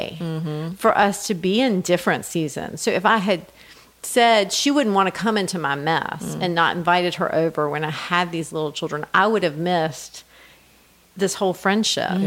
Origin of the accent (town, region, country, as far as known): United States; also born or lived in United Kingdom